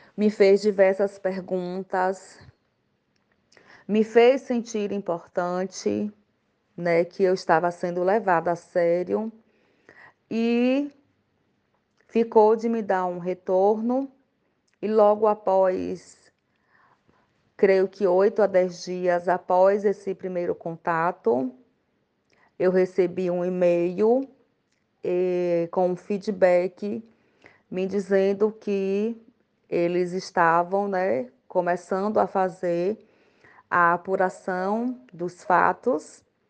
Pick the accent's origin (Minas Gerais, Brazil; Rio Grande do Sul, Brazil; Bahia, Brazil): Bahia, Brazil; Alagoinhas; Eu sou da cidade de Alagoinhas, Bahia, interior